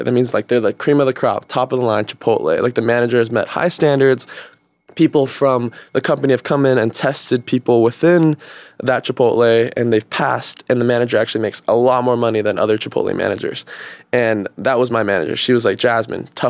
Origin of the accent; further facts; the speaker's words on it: Stockton, California, United States; now in Los Angeles, United States; I'm from Stockton